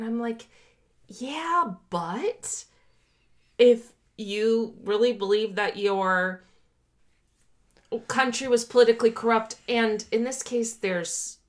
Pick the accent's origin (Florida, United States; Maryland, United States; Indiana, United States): Florida, United States; Miami; When I was growing up in Miami, I was indoctrinated in capitalism.